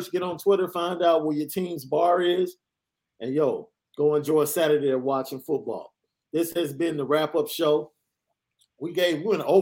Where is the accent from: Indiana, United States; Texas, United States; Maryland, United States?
Indiana, United States; South Bend; I'm from South Bend, and everywhere I've ever gone, even in Arbor, East Lansing, Columbus, Palm Beach County, Florida, has a very present ND base.